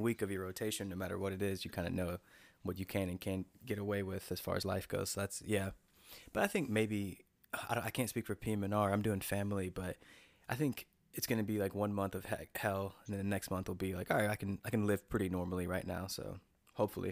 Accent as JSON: {"language": "English", "region": "North Carolina", "country": "United States", "said": "I'm from North Carolina, and I uh, I went to NC State, so I was like at, I was near home"}